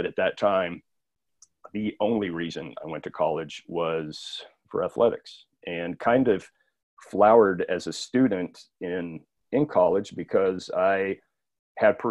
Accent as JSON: {"language": "English", "region": "South Texas", "country": "United States", "tie": "born or raised there", "said": "The time and the place where I grew up in South Texas at that time, this being the 80s"}